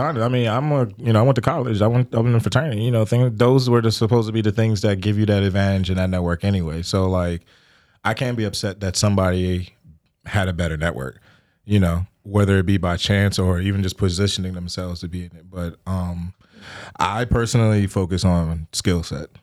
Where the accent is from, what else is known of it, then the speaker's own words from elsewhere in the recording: Richmond, Virginia, United States; I'm from the Richmond area, uh, born and raised